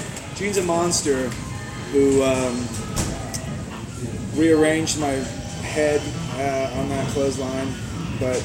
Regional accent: Austin, Texas, United States; I'm from Texas. Lone Star State

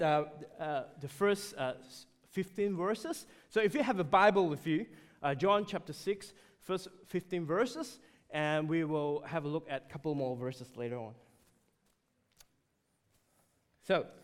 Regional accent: Malaysia; moved away; we had an opportunity to visit Malaysia, my home country.

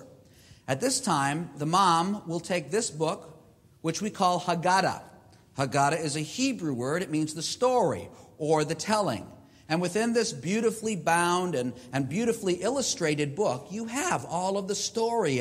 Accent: Boston, Massachusetts, United States; being the boy, the youngest boy in my family growing up in Boston, Massachusetts

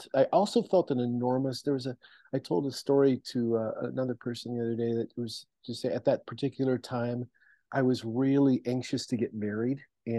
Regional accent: Seattle, Washington, United States; because I came from Seattle and I came from the church community in Seattle, I knew a lot of people in still that were still in ministry.

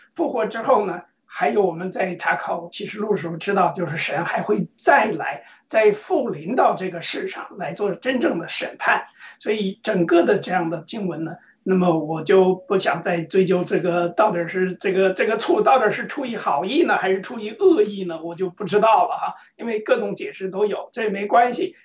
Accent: China; 按照我们中国人的这个习惯

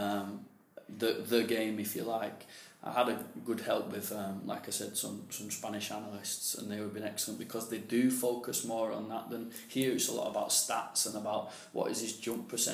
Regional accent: England, United Kingdom; moved away; also born or lived in Spain; I'm English myself

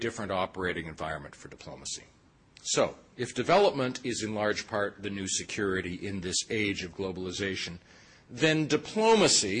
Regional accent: Toronto, Ontario, Canada; I'm from Toronto

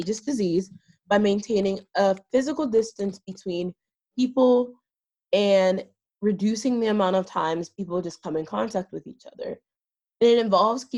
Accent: Pittsburgh, Pennsylvania, United States; I was born and raised 30 minutes outside of Pittsburgh

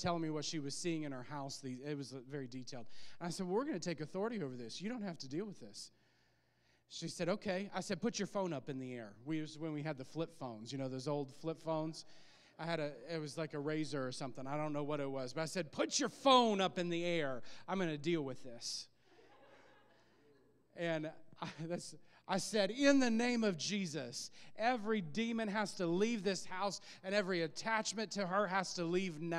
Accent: Illinois, United States; moved away; we were back in my hometown preaching in Illinois

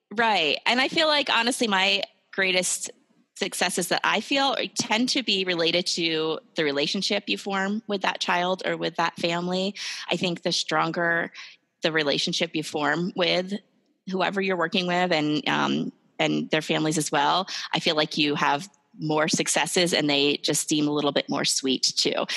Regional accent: New Jersey, United States; moved away as an adult; now in Ohio, United States; I'm originally from New Jersey

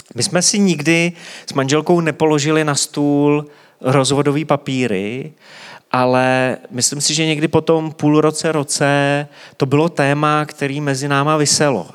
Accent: Czechia; my jako Češi to známe hodně intenzivně

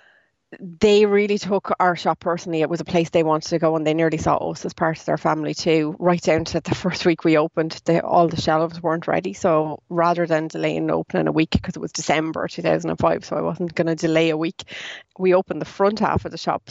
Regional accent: Ireland; as Irish people

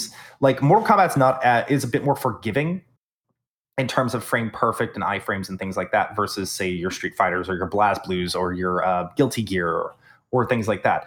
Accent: Texas, United States; accent: twang; I am from Texas. I am more than capable of bringing out all that redneck and that twang

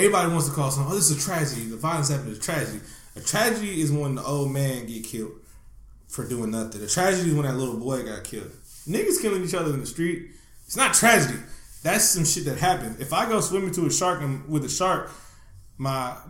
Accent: Oakland, California, United States; I grew up in the not-so-hot part of, not-so-awesome part of Oakland

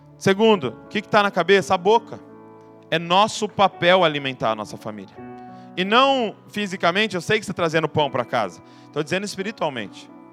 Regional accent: Brazil

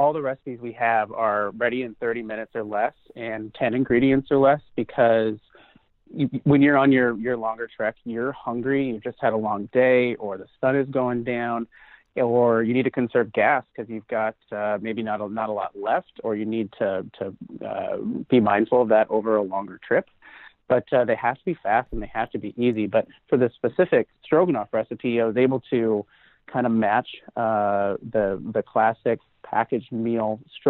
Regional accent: Pacific Northwest, United States; Yeah, I'm from the Pacific Northwest.

